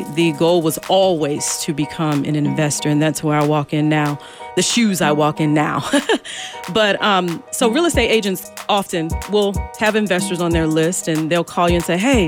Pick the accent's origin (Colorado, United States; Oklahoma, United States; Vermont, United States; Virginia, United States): Virginia, United States; Chesterfield County; I was raised in Chesterfield County